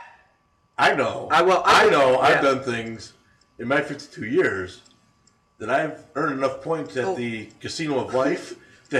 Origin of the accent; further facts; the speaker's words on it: New York, United States; I'm coming from New York, which is probably one of the more restrictive states